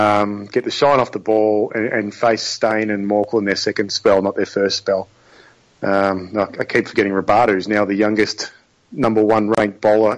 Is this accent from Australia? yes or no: yes; Australia; As an Australian